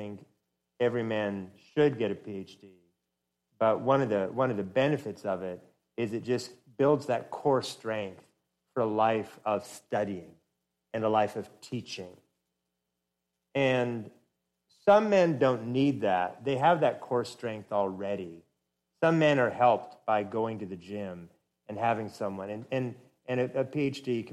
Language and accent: English; Oregon, United States; moved away as an adult; now in Atlanta, United States; my home state